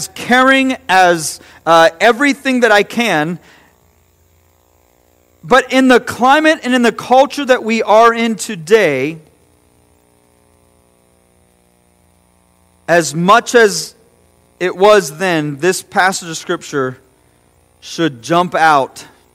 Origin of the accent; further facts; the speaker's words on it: United States; as an American Christian